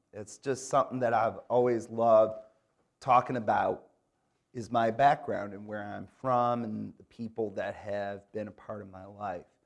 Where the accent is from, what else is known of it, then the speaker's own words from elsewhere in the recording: Grand Rapids, Michigan, United States; now in Raleigh, United States; I grew up in Grand Rapids, Michigan